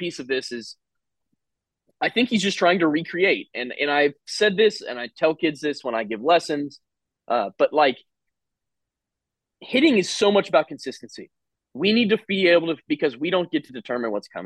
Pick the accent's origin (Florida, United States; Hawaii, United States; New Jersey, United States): Florida, United States; Jupiter; I grew up in Jupiter, Florida